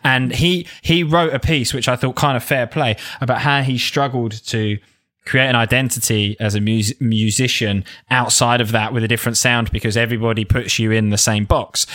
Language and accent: English; south of the M25, South East England, United Kingdom; accent: south of the M25 (Cockney-like)